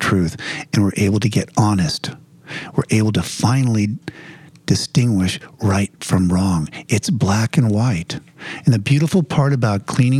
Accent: New Jersey, United States; also born or lived in Los Angeles area; now in Los Angeles, United States; I'm from New Jersey

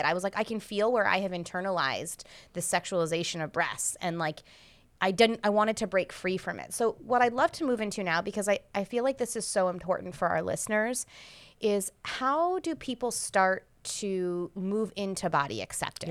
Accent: United States; the culture that I grew up in in the United States

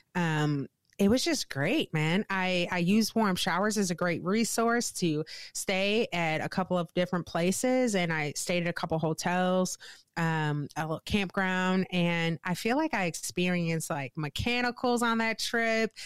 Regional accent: St. Louis, Missouri, United States; moved away as an adult; now in Wisconsin, United States; born and raised in Saint Louis, Missouri.

